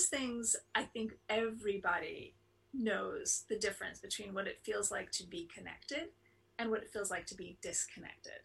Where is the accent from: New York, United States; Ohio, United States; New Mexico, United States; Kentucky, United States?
New York, United States; New York City; moved away as an adult; also born or lived in London; now in near San Francisco, United States; I was raised in Manhattan